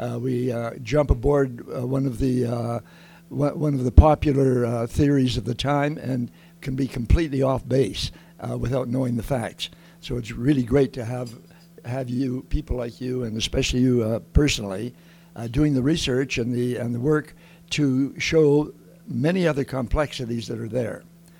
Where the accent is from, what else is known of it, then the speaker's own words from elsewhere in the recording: Lethbridge, Alberta, Canada; I grew up here in Lethbridge and went to Bowman School.